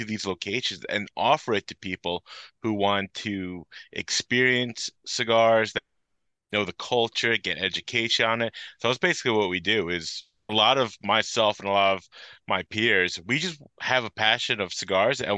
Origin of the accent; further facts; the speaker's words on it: Belleville, New Jersey, United States; also born or lived in Hopatcong, New Jersey; I was born and raised in Belleville, about like 45 minutes east of where I live now